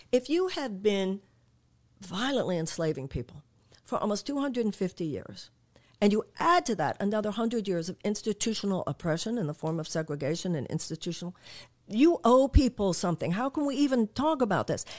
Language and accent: English; United States